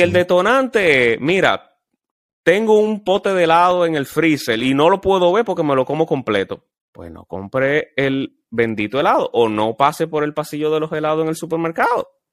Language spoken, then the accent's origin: Spanish; Dominican Republic; como dominicano que somos